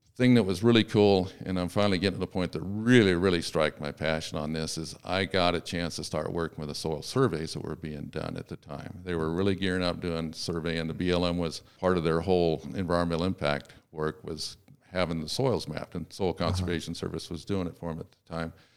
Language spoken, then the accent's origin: English; Sacramento, California, United States; I was born in Sacramento, California